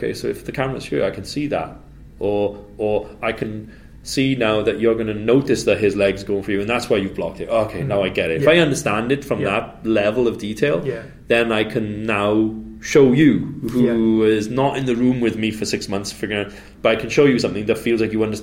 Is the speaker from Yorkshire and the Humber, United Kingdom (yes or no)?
no; Wales, United Kingdom; moved away; also born or lived in Indonesia